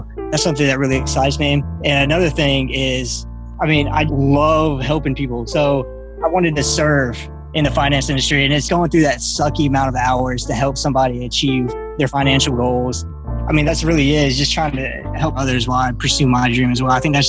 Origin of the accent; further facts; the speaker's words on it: Pensacola, Florida, United States; I grew up in Pensacola, Florida.